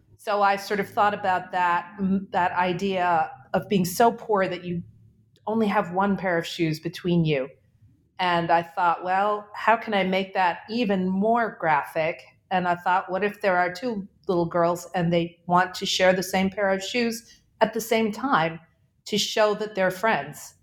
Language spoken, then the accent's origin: English; Karachi, Sindh, Pakistan; also born or lived in New England; I am calling from Karachi, Pakistan, which is my hometown. I was born here